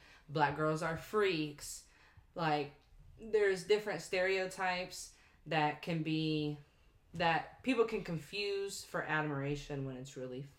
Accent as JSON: {"language": "English", "region": "Indiana", "country": "United States", "tie": "born or raised there"}